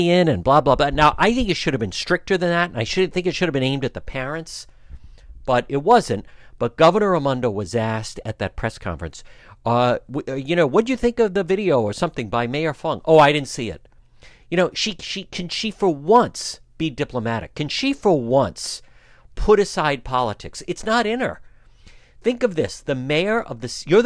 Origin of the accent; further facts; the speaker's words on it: Cranston, Rhode Island, United States; I grew up in Cranston at Parkview, CLCF.